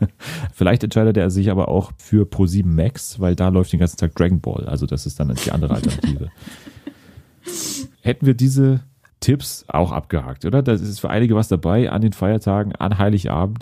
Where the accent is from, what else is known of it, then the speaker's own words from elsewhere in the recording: Germany; als Deutsche